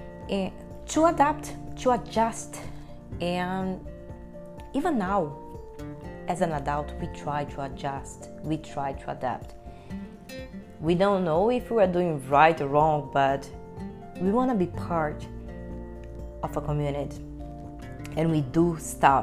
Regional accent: Brasília, Federal District, Brazil; first language Portuguese; English is a second language; moved away; also born or lived in Salvador, Bahia, Brazil; when I was at the age of 3 years old, I moved to Brasilia, the capital of Brazil. And I grew up there.

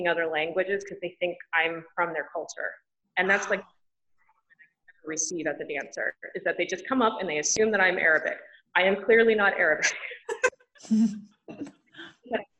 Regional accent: United States; I grew up in America and I'm an American girl

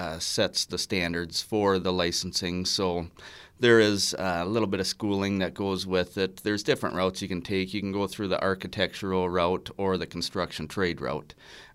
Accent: Pine City, Minnesota, United States; I grew up in Pine City.

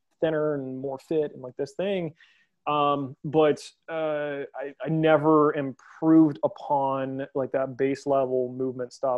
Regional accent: West Virginia, United States; I'm from West Virginia, as you are, and I'm very proud of our state

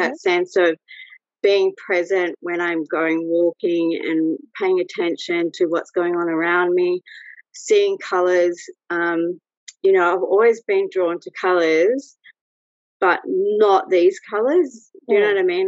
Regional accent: Australia; also born or lived in Brazil; I'm Australian. I'm living in Sydney

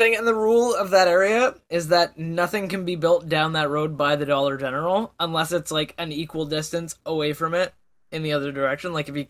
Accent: Canada; as a Canadian

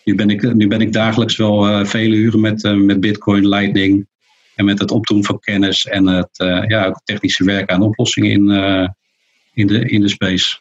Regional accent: near Rotterdam, South Holland, Netherlands; ik kom uit de buurt van Rotterdam.

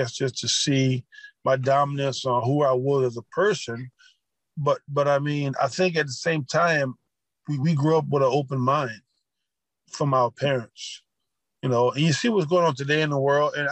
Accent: Louisiana, United States; I grew up around Confederate flags and seeing those Confederate flags in Louisiana

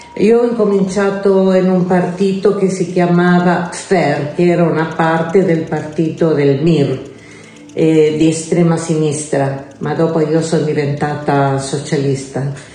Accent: Santiago, Santiago Metropolitan Region, Chile; Italian is a second language; now in Italy; sono nata in Cile da una famiglia umile. Eh, sono cresciuta senza papà

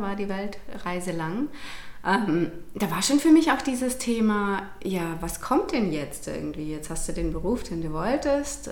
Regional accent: Rangendingen, Baden-Württemberg, Germany; now in Hechingen, Germany; Ich komme ursprünglich aus Rangendingen tatsächlich, mhm. wohne jetzt aber auch in Hechingen.

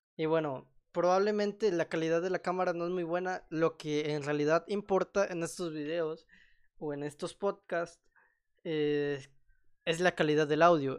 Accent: Mexico; soy mexicano

